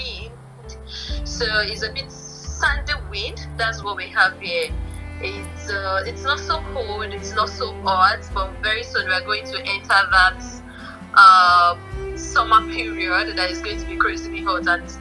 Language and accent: English; Ibadan, Oyo, Nigeria; moved away as an adult; also born or lived in Cotonou, Benin; now in Dubai, United Arab Emirates; I'm actually a girl from Ibadan itself. I'm from Ibadan. Both parents Ibadan. I had my poly ND in Polytechnic of Ibadan